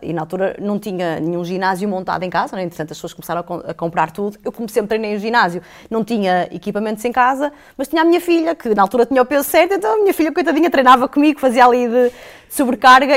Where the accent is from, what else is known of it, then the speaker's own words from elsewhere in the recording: Porto, Norte, Portugal; moved away as an adult; also born or lived in Vila Nova de Gaia; now in Lisbon, Portugal; eu, menina, nascida e criada no Porto, sempre com a família ali no Porto, com a escola no Porto